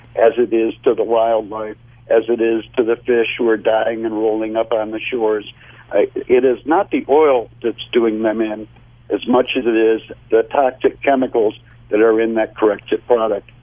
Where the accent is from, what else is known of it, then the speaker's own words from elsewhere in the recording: United States; as an American